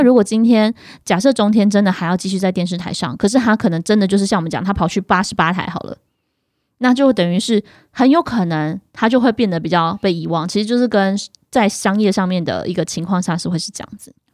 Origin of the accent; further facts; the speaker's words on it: Yilan County, Taiwan; 我们宜兰那边有一个工厂